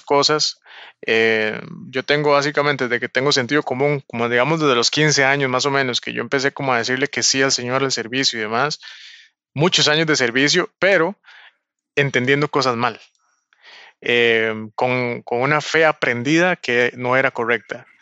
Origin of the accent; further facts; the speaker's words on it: Costa Rica; Yo soy costarricense, vivo en Costa Rica